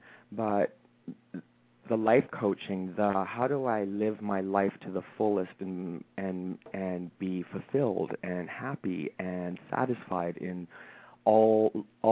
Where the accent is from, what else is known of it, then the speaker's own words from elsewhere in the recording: London, Ontario, Canada; moved away as an adult; now in Toronto, Canada; I grew up in a smaller town in Canada. So we're both from Canada. We both live in Toronto. A smaller town by the name of London, Ontario.